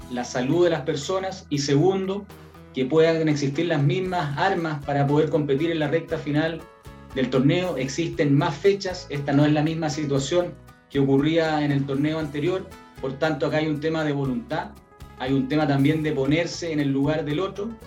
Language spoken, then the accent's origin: Spanish; Italy; Como italiano, lamentamos mucho la situación que está viviendo Colo Colo